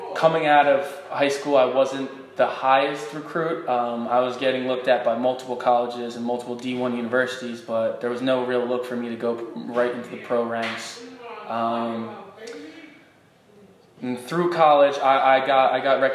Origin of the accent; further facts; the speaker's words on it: Blue Bell, Pennsylvania, United States; moved away as an adult; also born or lived in Philadelphia / Rochester; now in Phoenix, United States; I grew up in Bluebell, which is a suburb of Philadelphia